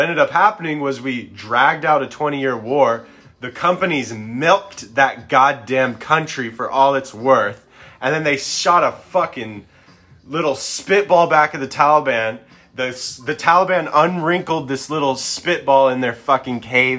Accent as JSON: {"language": "English", "country": "United States", "tie": "born or raised there", "said": "I was born in the United States of America"}